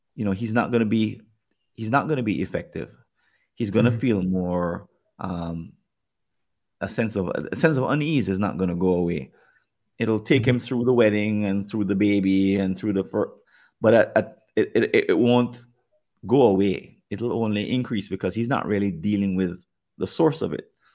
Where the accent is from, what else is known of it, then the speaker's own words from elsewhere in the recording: Jamaica; accent: Jamaican; my Jamaican accent